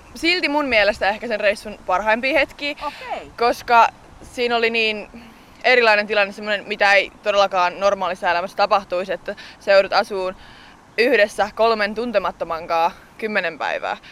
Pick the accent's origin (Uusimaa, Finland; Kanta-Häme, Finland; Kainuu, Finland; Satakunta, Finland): Kanta-Häme, Finland; Hämeenlinna; Hämeenlinna, mistä mä itse olen kotoisin